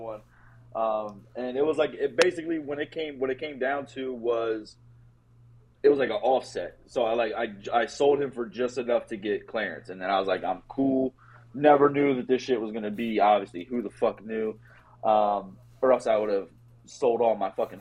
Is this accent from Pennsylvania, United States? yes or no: yes; Harrisburg, Pennsylvania, United States; I grew up in Harrisburg, PA, which really is like 25 minutes from every fucking city in PA